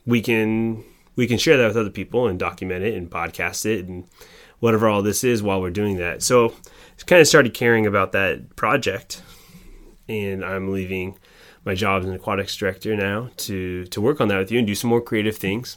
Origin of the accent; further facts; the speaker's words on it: Oregon, United States; also born or lived in Wisconsin; I grew up in Oregon, and through my high school years